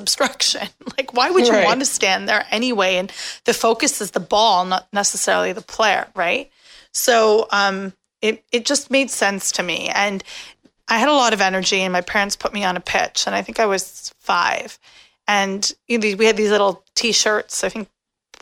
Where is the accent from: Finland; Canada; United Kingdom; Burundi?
Canada; I'm Canadian